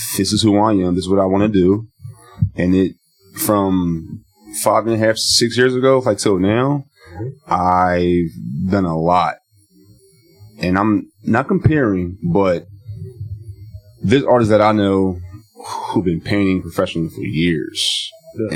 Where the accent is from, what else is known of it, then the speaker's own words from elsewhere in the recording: Philadelphia, Pennsylvania, United States; me being from Philly